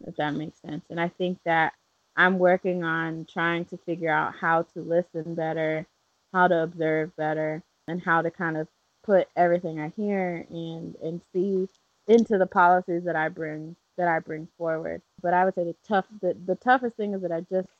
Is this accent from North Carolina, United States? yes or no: yes; Charlotte, North Carolina, United States; I grew up in Charlotte, so I did not grow up in a place that had farms